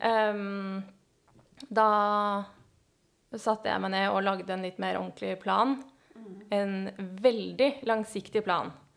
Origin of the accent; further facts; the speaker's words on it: Oslo, Norway; født og oppvokst i Oslo. Eh, faktisk bodd innenfor Oslo hele mitt liv.